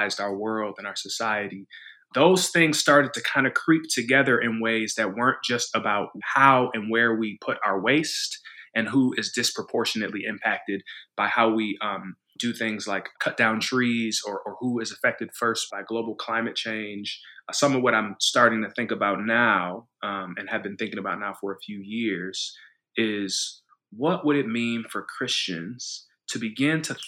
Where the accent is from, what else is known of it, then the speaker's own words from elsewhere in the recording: Evanston, Illinois, United States; So I grew up in Evanston, Illinois. So that's where I was born, which is it's a town just north of Chicago